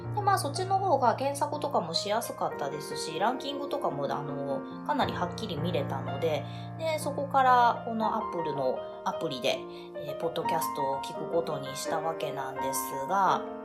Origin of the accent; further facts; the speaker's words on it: Hyogo, Japan; moved away as an adult; now in Fukuoka, Japan; 実家が私兵庫 県なんですけれども